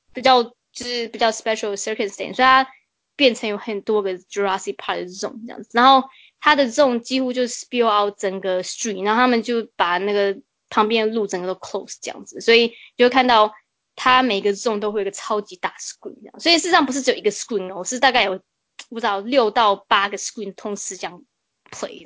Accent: Toronto, Ontario, Canada; 我们多伦多人的心态

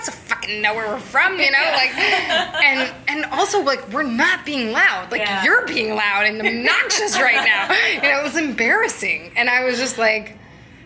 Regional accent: Los Angeles, California, United States; I'm from Los Angeles

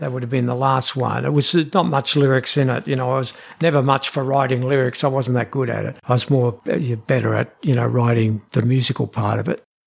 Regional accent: Australia; we come from Australia

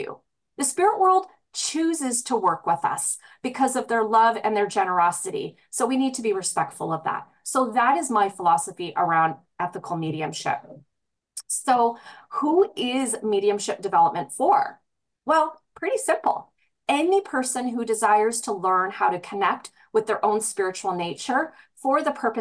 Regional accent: British Columbia, Canada; British Columbia, my hometown.

